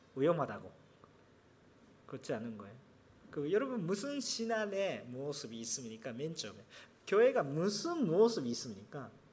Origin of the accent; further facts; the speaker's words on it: Japan; Korean is a second language; 제가 일본 사람이니까